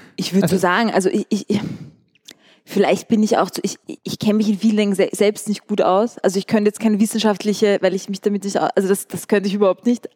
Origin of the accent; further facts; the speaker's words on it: Vienna, Austria; moved away as an adult; also born or lived in Amsterdam; ich bin in Wien geboren und bin auch zur Schule gegangen